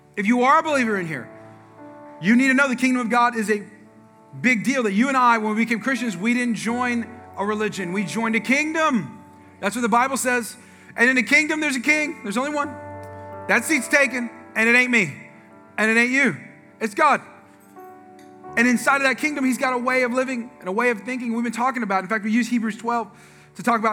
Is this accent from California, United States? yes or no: yes; California, United States; moved away; I'm from the West Coast, I'm from California. Okay, I'm sorry to say, but we invented gangs there. Okay, so there's like, I'm from areas of the California where the, where I was born is the murder capital of the world